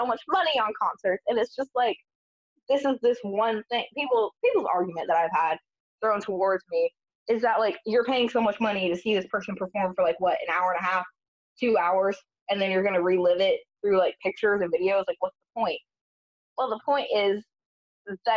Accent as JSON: {"language": "English", "town": "Augusta", "region": "Georgia", "country": "United States", "tie": "born or raised there", "said": "I grew up in Augusta, which is about a 2.5-hour drive to Atlanta."}